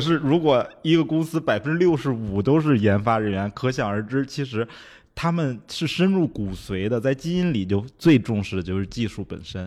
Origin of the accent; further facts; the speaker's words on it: China; 我们中国人